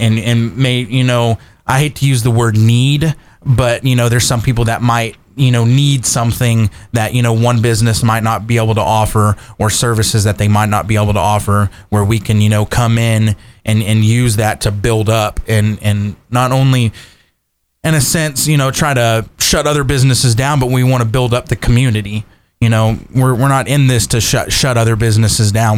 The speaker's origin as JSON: {"language": "English", "town": "Kerrville", "region": "Texas", "country": "United States", "tie": "born or raised there", "also_born_or_lived": "Iowa", "moved": "as an adult", "said": "growing up in Kerrville, born and raised, both of us"}